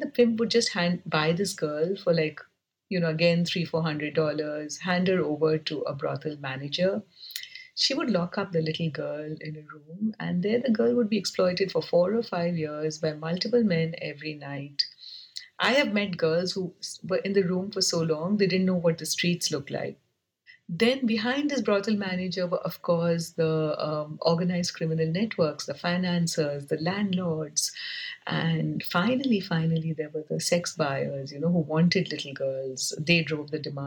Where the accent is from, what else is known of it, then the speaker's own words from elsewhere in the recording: Kolkata, West Bengal, India; I used to be a girl growing up in Calcutta